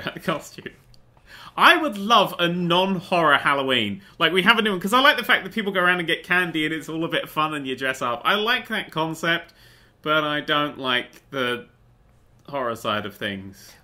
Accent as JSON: {"language": "English", "region": "England", "country": "United Kingdom", "said": "we're from England"}